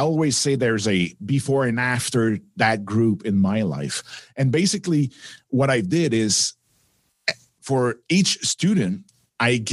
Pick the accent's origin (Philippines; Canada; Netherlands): Canada; Quebec; accent: French; English is a second language; my little French accent